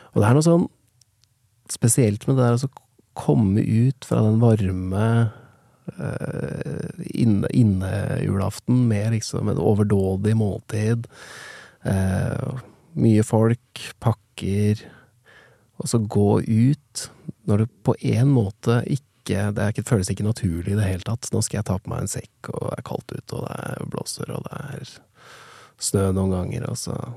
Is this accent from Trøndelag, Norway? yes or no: no; Nittedal, Akershus, Norway; jeg vokste opp i Nittedal